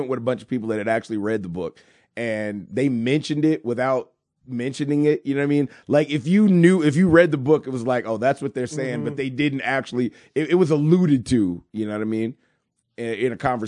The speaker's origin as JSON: {"language": "English", "region": "Michigan", "country": "United States", "tie": "born or raised there", "also_born_or_lived": "Wyoming", "moved": "yes", "said": "I grew up in Michigan"}